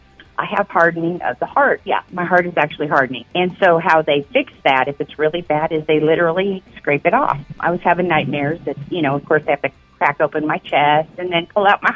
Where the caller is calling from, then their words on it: Des Moines, Iowa, United States; Des Moines.